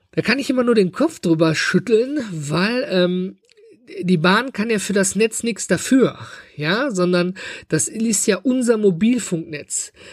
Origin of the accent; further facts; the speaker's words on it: Germany; hier bei uns in Deutschland